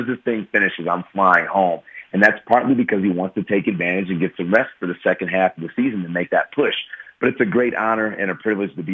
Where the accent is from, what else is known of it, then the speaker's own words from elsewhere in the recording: Chicago, Illinois, United States; moved away as an adult; my hometown in Chicago